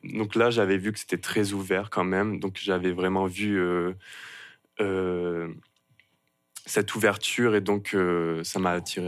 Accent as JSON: {"language": "French", "country": "France", "also_born_or_lived": "Rouyn-Noranda, Quebec", "moved": "as an adult", "lives_now": "Montreal, Canada", "said": "je ne suis pas tout de suite arrivé à Montréal, on va dire, quand je suis parti de la France."}